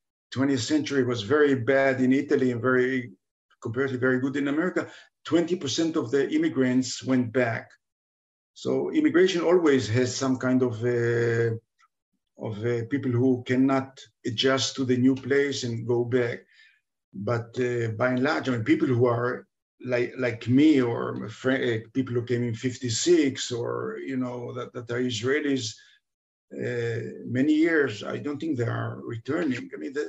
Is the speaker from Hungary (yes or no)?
yes; Budapest, Hungary; born there; I can get a Hungarian citizenship. I can get a Hungarian passport. I was born in Budapest.